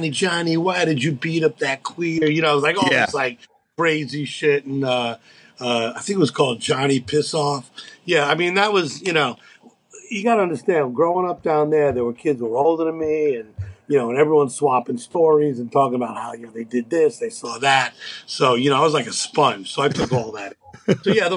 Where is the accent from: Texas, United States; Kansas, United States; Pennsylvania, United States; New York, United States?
New York, United States; New York City; I grew up in and around the East Village.